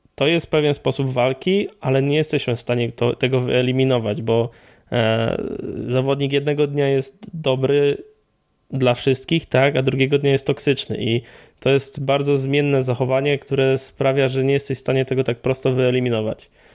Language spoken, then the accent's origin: Polish; Poland; ja tam mam wpisane, że jestem z Polski